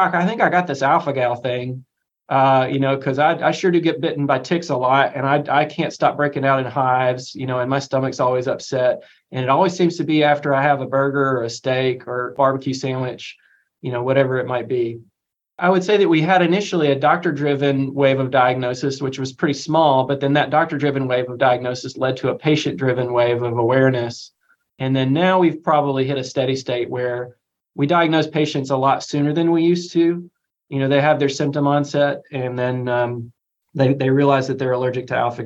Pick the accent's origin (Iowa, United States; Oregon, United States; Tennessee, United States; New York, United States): Tennessee, United States; Crossville; also born or lived in Birmingham, Alabama / Connecticut; I grew up in East Tennessee, and my joke is that in my hometown of Crossville, Tennessee